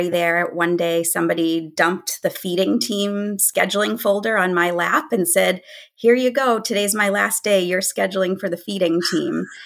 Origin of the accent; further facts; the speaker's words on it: Boston, Massachusetts, United States; accent: Boston; Maybe you'll get to hear my Boston accent today.